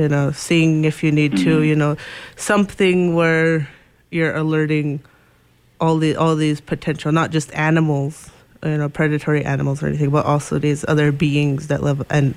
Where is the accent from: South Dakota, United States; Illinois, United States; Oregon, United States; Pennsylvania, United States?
South Dakota, United States; Pine Ridge; also born or lived in Macy, Nebraska; I am from the Pine Ridge Indian Reservation in Oglala, South Dakota, or Pine Ridge, South Dakota as well. I grew up living between Pine Ridge and the Omaha Tribe of Nebraska's reservation in Macy.